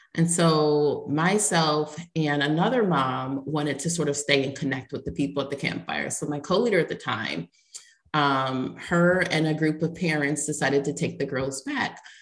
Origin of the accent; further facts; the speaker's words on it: Ohio, United States; now in Tampa, United States; I was born in Ohio